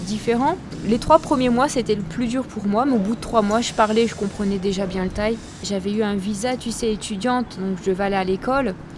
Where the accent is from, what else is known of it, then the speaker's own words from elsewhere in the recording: France; moved away as an adult; also born or lived in Lille, France; now in Chiang Mai, Thailand; je suis française, donc euh, j'habitais avant à Lille, dans le nord de la France.